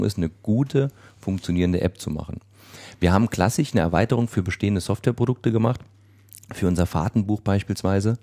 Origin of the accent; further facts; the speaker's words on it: Saarland, Germany; ich komme aus dem Saarland